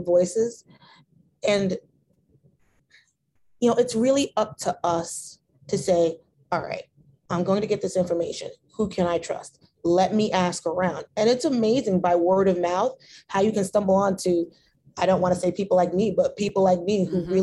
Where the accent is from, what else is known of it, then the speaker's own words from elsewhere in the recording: New Jersey, United States; I'm from Jersey. I was born in North